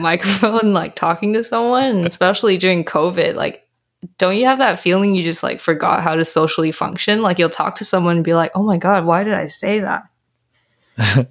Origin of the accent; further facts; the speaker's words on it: British Columbia, Canada; also born or lived in Malaysia / Taiwan; I was born in Malaysia. Um, I was bred very briefly in Taiwan, but for most of my adulthood and, I guess, adolescent, I was raised in Canada